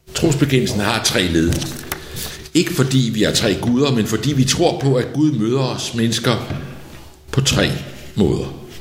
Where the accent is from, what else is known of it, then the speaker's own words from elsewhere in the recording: outside Copenhagen, Capital Region of Denmark, Denmark; Der, hvor jeg voksede op, uden for København i 60'erne